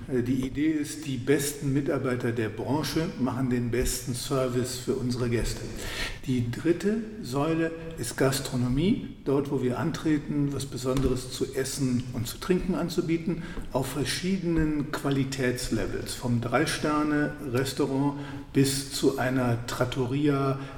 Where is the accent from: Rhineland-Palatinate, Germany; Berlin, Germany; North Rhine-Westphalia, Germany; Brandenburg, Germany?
North Rhine-Westphalia, Germany; Wuppertal; Ähm, ich bin gebürtig aus Wuppertal. Meine Eltern hatten ein Geschäft für Farben, Tapeten, Bodenbeläge.